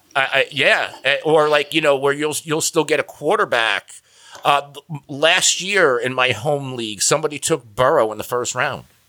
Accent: New Jersey, United States; I'm from New Jersey.

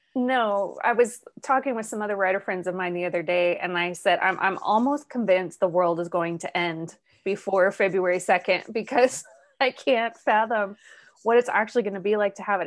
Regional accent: Arizona, United States; moved away as an adult; also born or lived in Ireland; I was born and raised in Arizona

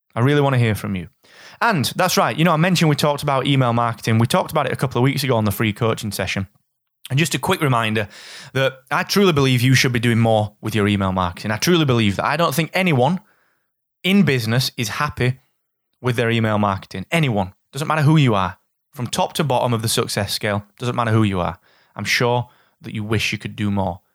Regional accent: Barnsley, Yorkshire and the Humber, United Kingdom; from Barnsley

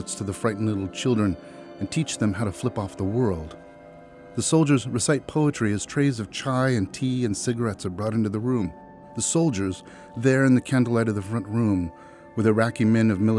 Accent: Central Valley, California, United States; also born or lived in Fresno, California; I was in Fresno, California. I'm from the Central Valley

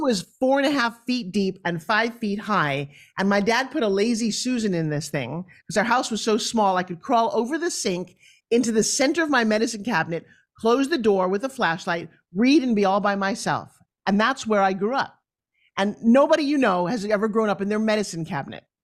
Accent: New York, United States; also born or lived in Long Island; I come from New York

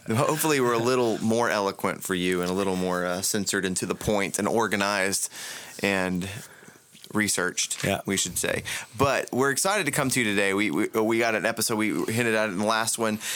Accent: Central Florida, United States; my experience growing up in Central Florida

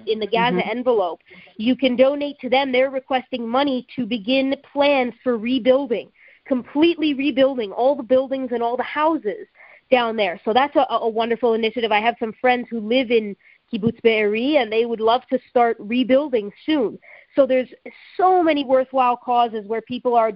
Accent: Canada; born or raised there; now in Israel

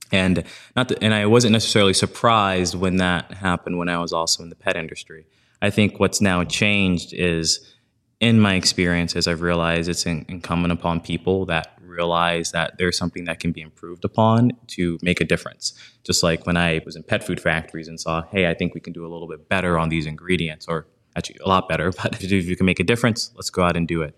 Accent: New Orleans, Louisiana, United States; moved away; also born or lived in New York; I grew up in New Orleans, single parent household

